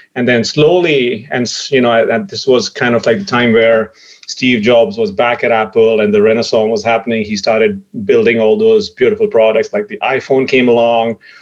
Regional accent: India; growing up in India

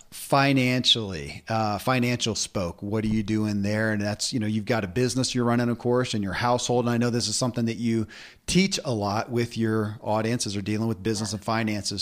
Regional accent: Kentucky, United States; born or raised there

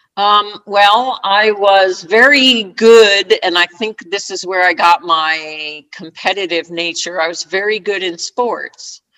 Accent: Sparta, New Jersey, United States; I grew up in New Jersey, uh, from a little town in northern New Jersey called Sparta, New Jersey

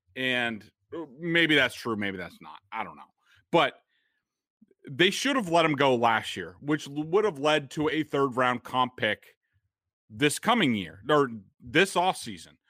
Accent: Boston, Massachusetts, United States; I'm from Boston

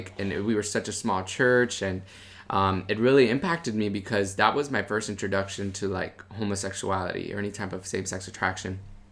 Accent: Miami, Florida, United States; I grew up in Miami, Florida. My parents, they're from Cuba, so they, I'm a first generation American

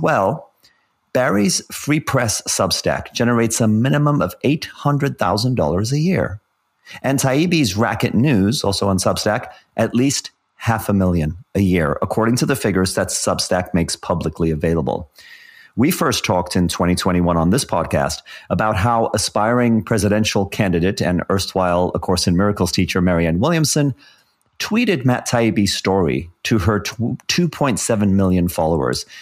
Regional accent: South Africa; growing up in South Africa in the seventies and eighties

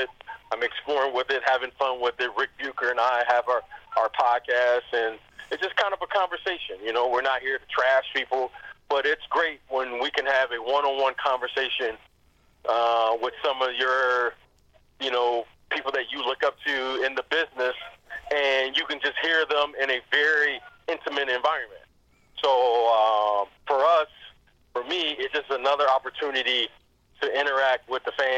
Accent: Detroit, Michigan, United States; myself being from Detroit, you know, I'm from the Motor City

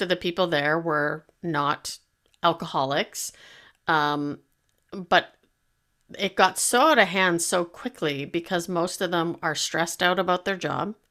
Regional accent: Canada; I'm Canadian

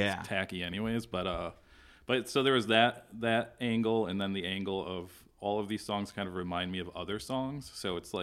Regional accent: southern Connecticut, United States; I grew up in Connecticut

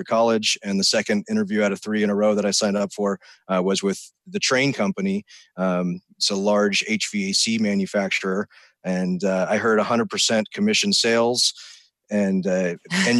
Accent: Sierra Nevada foothills, California, United States; I grew up in the Sierra Nevada foothills

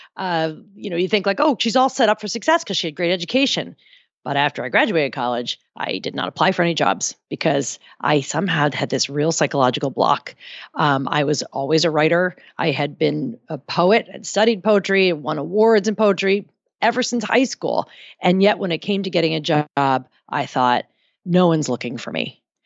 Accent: New Jersey, United States; I grew up in New Jersey

